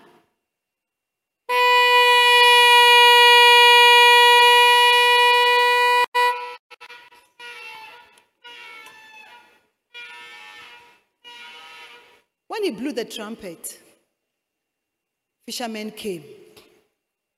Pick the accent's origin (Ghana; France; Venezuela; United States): Ghana